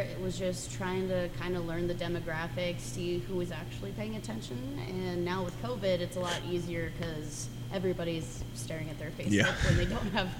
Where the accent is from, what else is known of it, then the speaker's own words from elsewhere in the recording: Littleton, Colorado, United States; I grew up in Littleton.